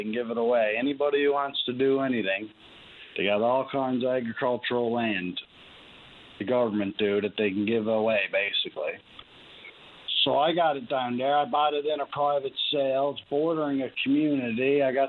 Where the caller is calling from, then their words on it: Clarenville, Newfoundland and Labrador, Canada; I'm calling you from Clarenville here.